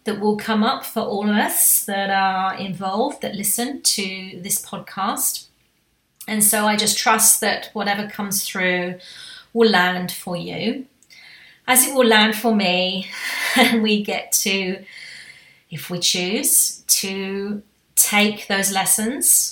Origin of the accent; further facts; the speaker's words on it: United Kingdom; being a Brit